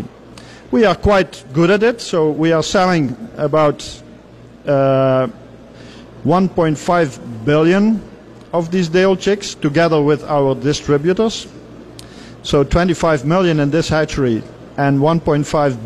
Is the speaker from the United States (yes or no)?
no; Netherlands; We are coming from Europe, and in particular, I'm coming from the Netherlands